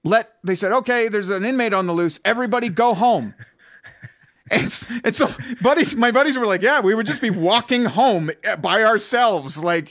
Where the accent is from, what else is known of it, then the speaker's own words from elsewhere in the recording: Ottawa Valley, Ontario, Canada; accent: Ottawa Valley; That's my Ottawa Valley accent, man.